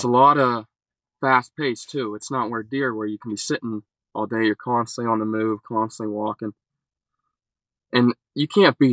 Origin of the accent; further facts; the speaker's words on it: Clearfield County, North Central Pennsylvania, United States; I'm from North Central PA, Clearfield County